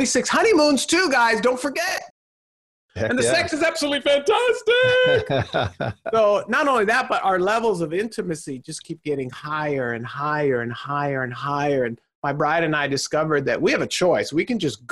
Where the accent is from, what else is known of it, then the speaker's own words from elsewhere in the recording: Southern California, United States; born and raised in Southern California